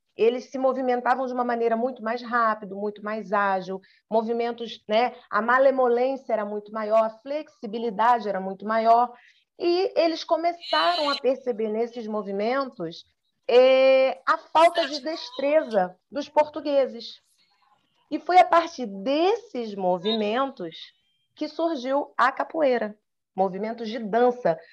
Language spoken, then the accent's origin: Portuguese; Brazil; eu falava que era do Brasil